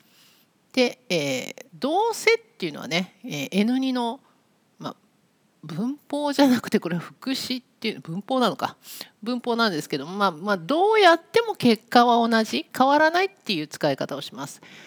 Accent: Nagoya, Aichi, Japan; now in Tokyo, Japan; 私は今東京に住んでいるんですけども生まれ育ったところは名古屋です

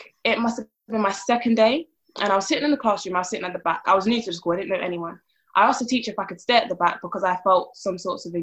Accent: London, United Kingdom; I was born and raised in South London

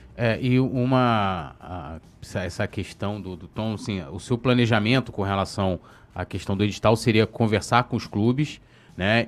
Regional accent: São Gonçalo, Rio de Janeiro, Brazil; também sou de São Gonçalo, e peguei a época do Brizolão

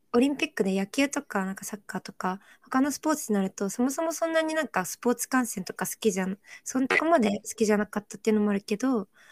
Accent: Japan; also born or lived in South Korea; 正確に言うと私は韓国で生まれて、親も両方韓国で、6歳の時にお父さんの仕事で日本に家族で移住してきて

